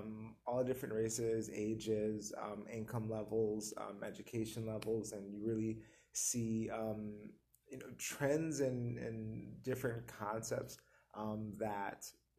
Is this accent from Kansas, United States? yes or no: no; New Jersey, United States; now in Tucson, United States; I'm from New Jersey, so my experience actually is different from the experience here.